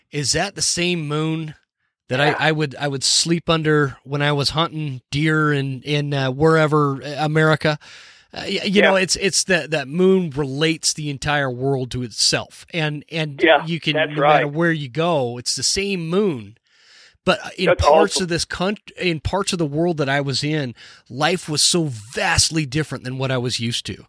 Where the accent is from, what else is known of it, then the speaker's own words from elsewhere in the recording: United States; I was born as an American